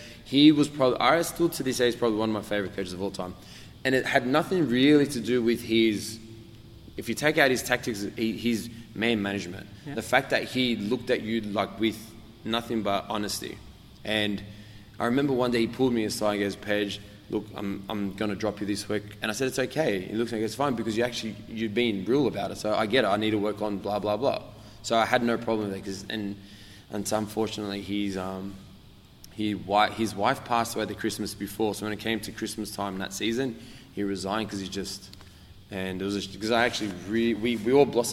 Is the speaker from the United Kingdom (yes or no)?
no; Australia; I'm from Australia